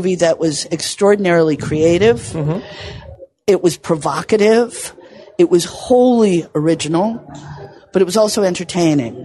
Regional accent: New York City, New York, United States; I grew up in New York City

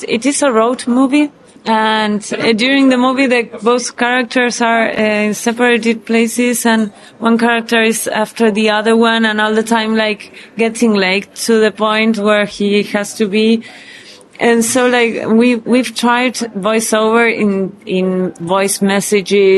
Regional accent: Buenos Aires, Argentina; we're Jewish from Buenos Aires

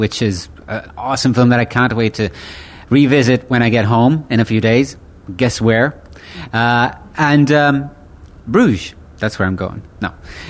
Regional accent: County Galway, Connacht, Ireland; also born or lived in Italy; I was born in Italia, but I grew up in Ireland. And I've been living there since I was a baby. And I've been specifically living in County Galway.

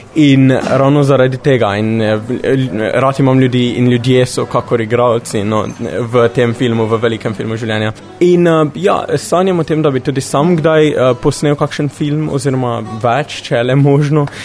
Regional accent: Slovenia; prihajam iz Slovenije

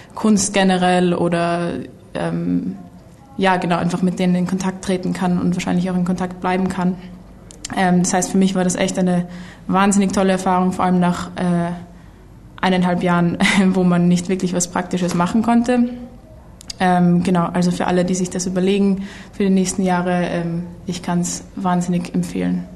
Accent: Vienna, Austria; ich bin aus Wien, Österreich, wo ich äh, studiere

